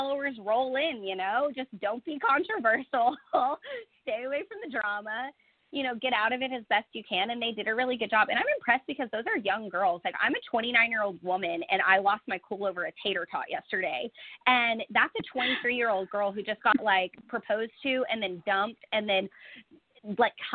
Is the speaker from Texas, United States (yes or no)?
yes; Fort Worth, Texas, United States; I just bought a house in Fort Worth, my hometown